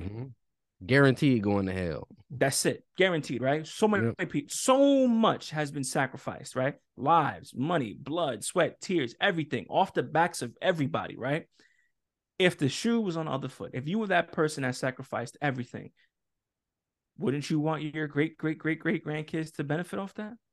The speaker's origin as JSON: {"language": "English", "town": "New York City", "region": "New York", "country": "United States", "said": "I come from New York City"}